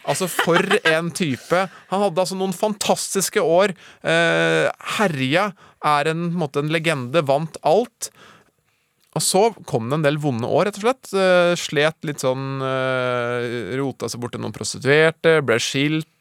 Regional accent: Norway; jeg er norsk

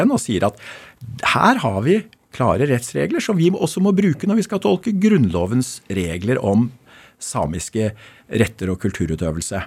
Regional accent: Bærum, Akershus, Norway; born or raised there

